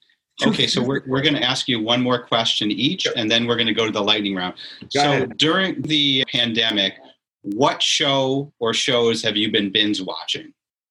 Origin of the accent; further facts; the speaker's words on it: Syracuse, New York, United States; now in South Florida, United States; I grew up in Syracuse, and you're aware it's a very homogeneous type of area.